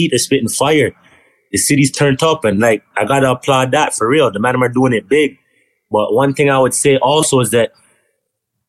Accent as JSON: {"language": "English", "town": "Toronto", "region": "Ontario", "country": "Canada", "said": "I'm from G-Way. That's it. Well, I'm from Kingston Road and Galloway."}